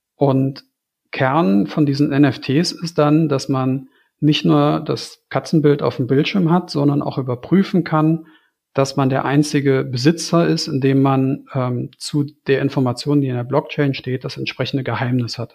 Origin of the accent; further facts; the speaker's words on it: Germany; ich als Deutscher